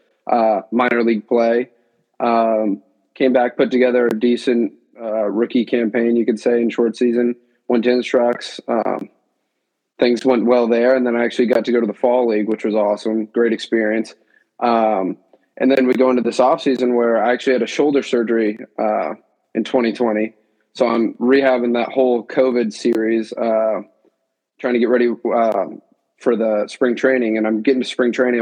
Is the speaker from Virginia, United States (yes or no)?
yes; Virginia, United States; now in Rhode Island, United States; I'm up here now. I'm actually from Virginia.